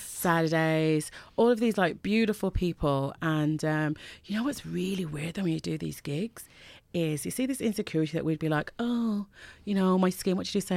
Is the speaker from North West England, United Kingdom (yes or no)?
no; Birmingham, West Midlands, United Kingdom; moved away as an adult; also born or lived in Jamaica; now in Ireland; from Birmingham, living in Ireland.